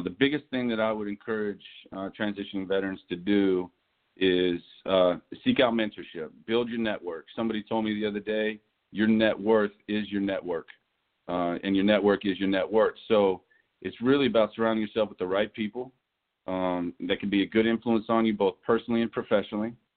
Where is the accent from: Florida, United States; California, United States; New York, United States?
California, United States; Los Angeles; moved away; also born or lived in East Tennessee / Fayetteville, North Carolina / Charlottesville, Virginia / Greenville; I grew up in Los Angeles, California. I was born and raised out there.